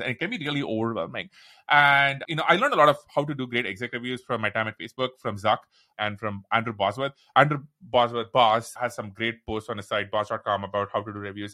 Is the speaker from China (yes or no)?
no; India; accent: Indian; moved away as an adult; also born or lived in Seattle, United States; now in United States; When I moved to the U S, I said, "Look, my accent is super intense. I'm Indian